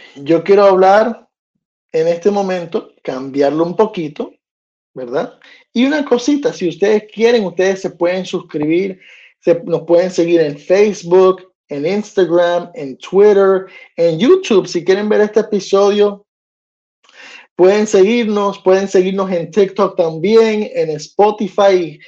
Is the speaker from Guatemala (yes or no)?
no; United States; de aquí de Estados Unidos, de país donde yo vivo, donde yo nací todo. Aunque tengo familia hispana